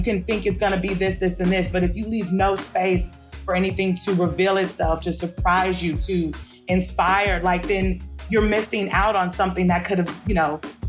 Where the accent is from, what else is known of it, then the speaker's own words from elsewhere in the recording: Compton, California, United States; I'm from Compton, California.